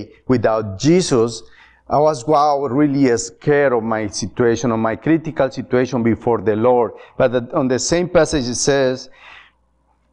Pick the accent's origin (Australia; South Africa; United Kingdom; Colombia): Colombia; also born or lived in Atlanta, Georgia; now in Ohio, United States; I'm from Colombia, and I grew up in a Catholic home